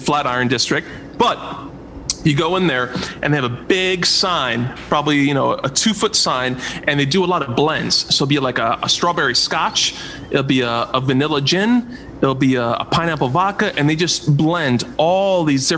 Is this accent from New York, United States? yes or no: yes; Bethpage, New York, United States; now in Old Brookville, United States; I'm from Bethpage. So I grew up, went to Bethpage High School, Bethpage Middle School.